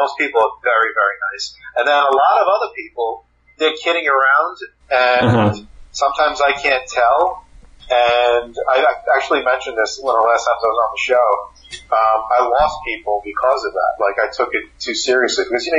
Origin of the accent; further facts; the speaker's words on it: New York City, New York, United States; I'm a kid from New York City.